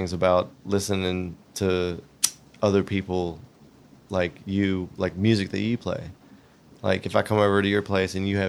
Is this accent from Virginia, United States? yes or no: yes; Roanoke, Virginia, United States; born or raised there; moved away as an adult; also born or lived in Atlanta